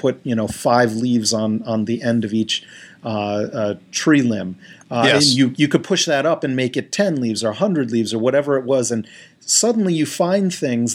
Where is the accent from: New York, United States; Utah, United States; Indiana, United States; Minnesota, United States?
New York, United States; Stony Brook; we lived across the street when I was growing up from State University of New York at Stony Brook